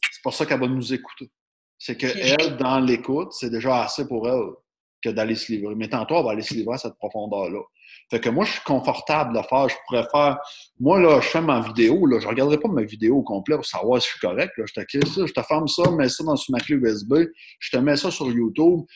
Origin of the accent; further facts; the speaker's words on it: Quebec, Canada; on est des Québécois